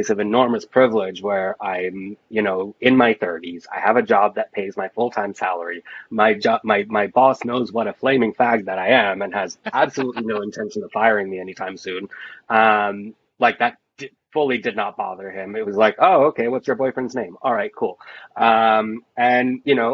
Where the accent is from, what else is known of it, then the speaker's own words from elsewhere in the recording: Florida, United States; accent: Jersey; I grew up in Florida